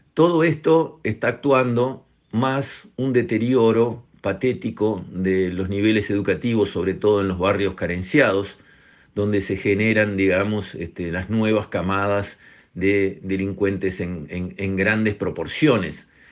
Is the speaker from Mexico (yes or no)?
no; Uruguay; acá somos todos uruguayos